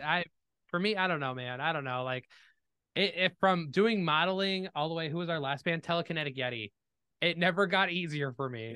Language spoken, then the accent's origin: English; Danville, Illinois, United States; moved away as an adult; now in Iowa, United States; I was determined to leave Danville